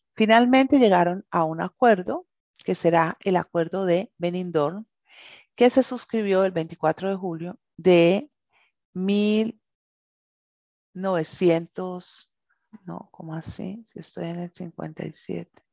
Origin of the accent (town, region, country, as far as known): Colombia